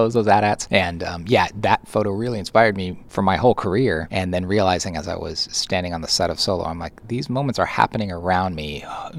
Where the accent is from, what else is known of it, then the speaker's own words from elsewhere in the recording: Southern California, United States; where I grew up down in Southern California